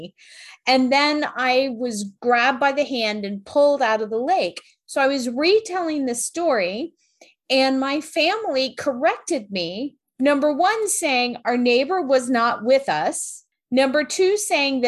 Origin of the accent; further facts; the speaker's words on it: South Florida, United States; when I was little and I grew up in South Florida